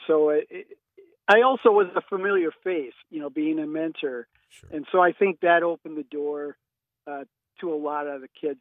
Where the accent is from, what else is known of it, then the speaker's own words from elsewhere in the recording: St. Paul, Minnesota, United States; moved away as an adult; also born or lived in Minot, North Dakota; now in Fargo, United States; I grew up in St. Paul and uh, went to journalism school at the University of Minnesota